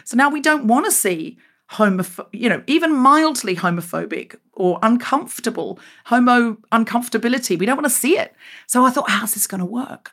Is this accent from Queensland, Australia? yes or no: yes; Queensland, Australia; moved away as an adult; also born or lived in Sydney, Australia; When I left Australia, um, uh, where I grew up in Queensland